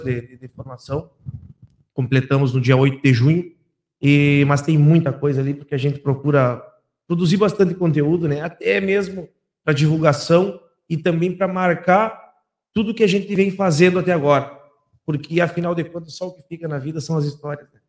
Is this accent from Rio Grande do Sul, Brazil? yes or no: yes; Santana do Livramento, Rio Grande do Sul, Brazil; depois nós nos mudamos para o Prado, aqui para São da Gama, e eu vivo a minha vida inteira no Prado